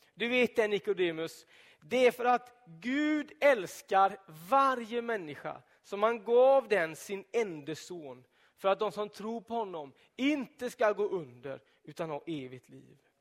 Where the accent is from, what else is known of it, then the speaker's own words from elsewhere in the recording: Donsö, Västra Götaland, Sweden; På Donsö, där jag växte upp, i södra skärgården